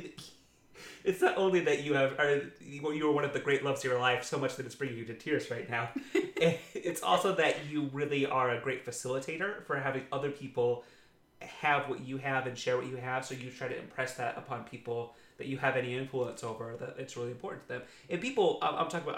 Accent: Utah, United States; I grew up in Utah County, Utah

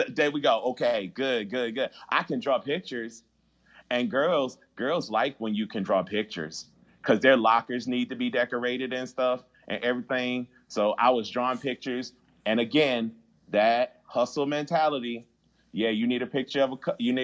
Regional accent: Baltimore, Maryland, United States; I'm a kid from Baltimore

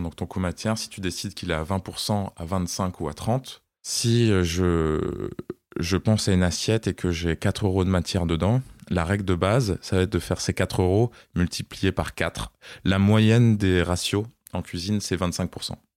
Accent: Strasbourg, Grand Est, France; moved away as an adult; also born or lived in Côte d'Ivoire / Paris; now in Nice, France; je suis né en Côte d'Ivoire. Puis on est rentré en France pour habiter à Strasbourg. Et à mes 20 ans, je me suis installé à Paris

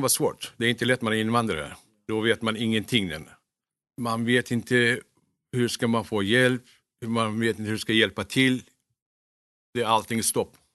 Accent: Kulu, Konya, Turkey; Swedish is a second language; moved away as an adult; now in Sweden; Jag är uppväxt i Turkiet. Jag kom till Sverige när jag var 19 år gammal.

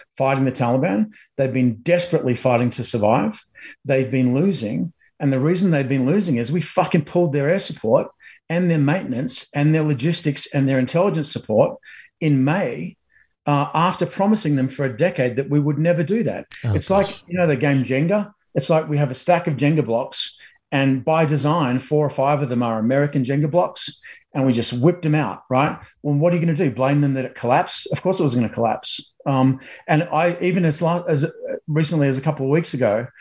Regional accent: Australia; now in United States; a Aussie in America

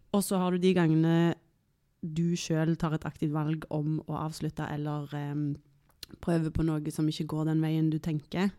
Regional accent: Tananger, Rogaland, Norway; moved away as an adult; also born or lived in Stavanger / Oslo; så er jeg jo fra Stavanger, eller mm. egentlig et sted som heter Tananger, mm. som ikke så mange kjenner til

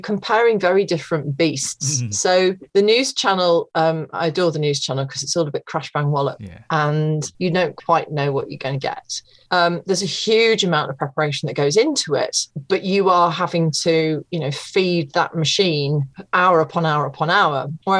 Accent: East Midlands, United Kingdom; So I called my local radio station, which was Radio Leicester, because I'm from Leicestershire, and I'd gone back to live with my mum and dad after university

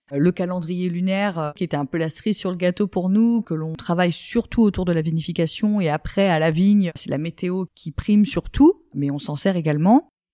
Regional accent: Champagne, Grand Est, France; moved away as an adult; also born or lived in Montpellier / Paris; revenir dans ma région natale

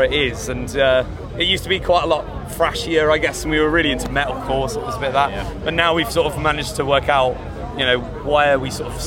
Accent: Cheltenham, South West England, United Kingdom; we're from Cheltenham

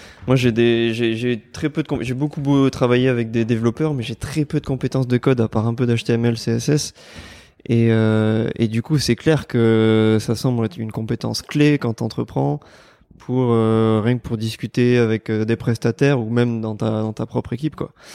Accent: Bordeaux, Nouvelle-Aquitaine, France; also born or lived in Nantes / Paris; je suis rentré à Bordeaux après, euh, plusieurs années à l'étranger

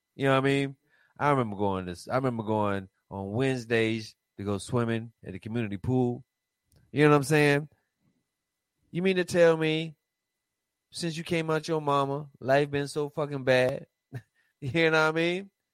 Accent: Raleigh, North Carolina, United States; I'm from North Carolina

